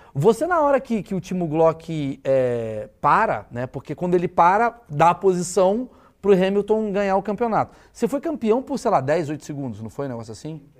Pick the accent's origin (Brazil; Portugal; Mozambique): Brazil; eu que sou brasileiro